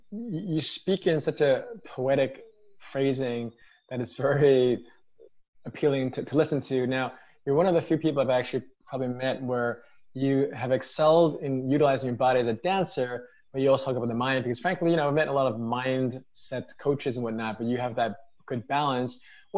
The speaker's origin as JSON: {"language": "English", "region": "New York", "country": "United States", "tie": "born or raised there", "said": "I'm born and raised in New York, I'm American, but I'm Chinese ethnically."}